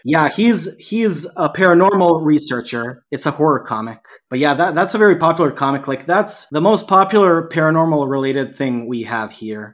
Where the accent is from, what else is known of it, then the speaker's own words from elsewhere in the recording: Serbia; English is a second language; also born or lived in Canada; I was here in my home country